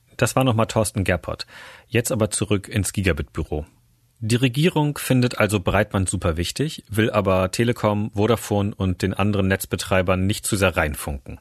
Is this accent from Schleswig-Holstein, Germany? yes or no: yes; Großhansdorf, Schleswig-Holstein, Germany; Großhansdorf, kurz vor Hamburg